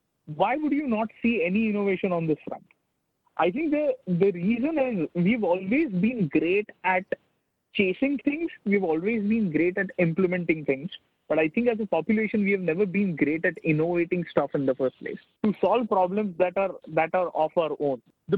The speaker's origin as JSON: {"language": "English", "country": "India"}